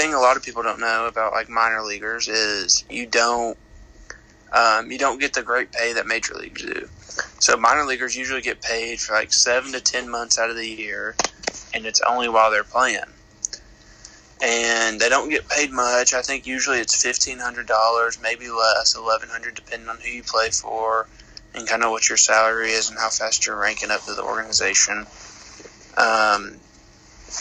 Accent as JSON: {"language": "English", "town": "Maryville", "region": "Tennessee", "country": "United States", "tie": "born or raised there", "also_born_or_lived": "Lynchburg, Tennessee", "said": "I'm from Maryville, Tennessee. I'm 21 years old. I went to Maryville High School"}